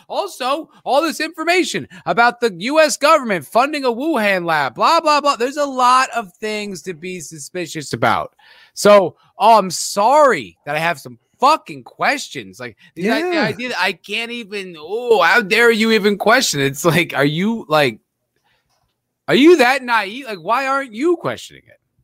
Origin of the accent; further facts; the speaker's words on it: New Jersey, United States; I'm from Jersey.